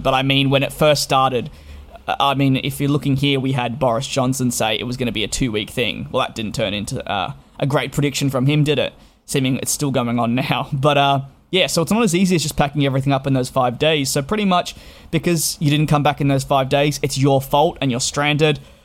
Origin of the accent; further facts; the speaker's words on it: Australia; moved away as an adult; now in United Kingdom; I am Australian-born living in the United Kingdom